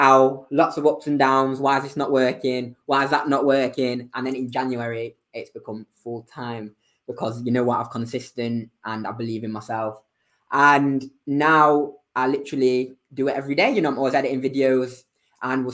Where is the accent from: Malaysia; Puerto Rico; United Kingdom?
United Kingdom; Manchester, North West England; moved away as an adult; also born or lived in Bristol; Born and raised in Manchester